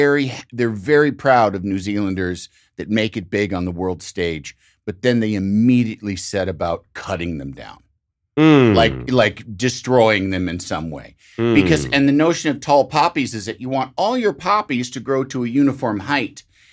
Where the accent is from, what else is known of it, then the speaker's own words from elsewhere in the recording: Midwest, United States; Yes, I feel that same thing.